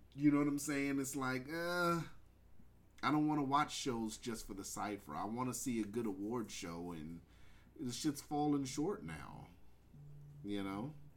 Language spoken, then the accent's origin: English; West Coast, United States; I'm I'm a West Coast baby. I grew up on Lynch